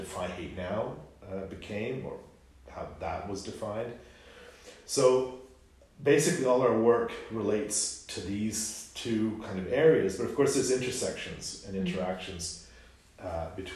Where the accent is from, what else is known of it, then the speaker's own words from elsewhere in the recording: Canada; as a Canadian